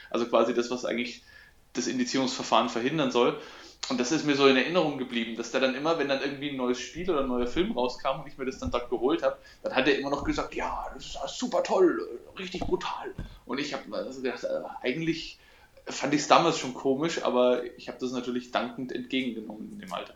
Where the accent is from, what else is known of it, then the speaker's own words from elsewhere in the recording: Coburg, Bavaria, Germany; hier bei uns in Coburg